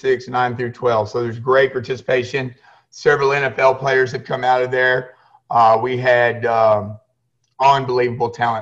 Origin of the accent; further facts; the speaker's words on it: Houston, Texas, United States; I'm from the Houston area predominantly. I went to a school, Barbers Hill